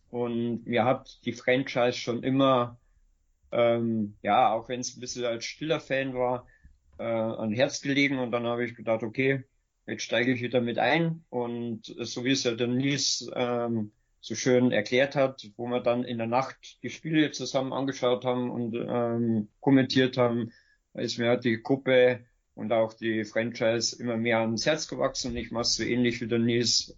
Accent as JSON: {"language": "German", "region": "Bavarian Forest", "country": "Germany", "said": "ich komme aus dem Bayerischen Wald ursprünglich"}